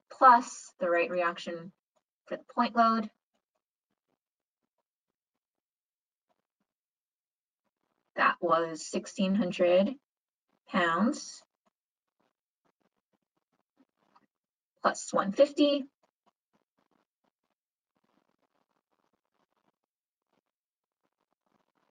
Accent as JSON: {"language": "English", "region": "Hawaii", "country": "United States", "moved": "yes", "said": "I'm originally from Hawaii"}